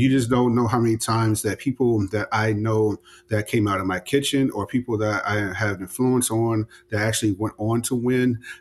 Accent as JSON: {"language": "English", "town": "Chicago", "region": "Illinois", "country": "United States", "tie": "born or raised there", "moved": "yes", "lives_now": "Atlanta, United States", "said": "I grew up on the South Side, but, you know, closer to the Southeast"}